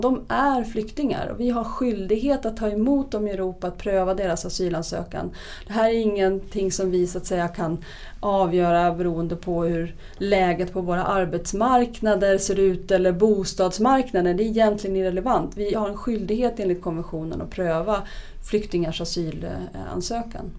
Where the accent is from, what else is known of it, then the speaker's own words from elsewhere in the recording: Uppsala, Uppsala County, Sweden; min hemstad Uppsala